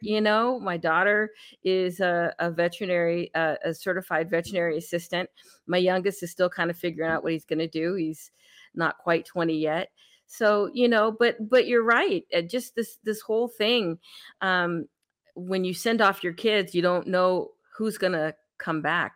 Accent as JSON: {"language": "English", "region": "California", "country": "United States", "tie": "born or raised there", "moved": "yes", "lives_now": "Texas, United States", "said": "I grew up in California"}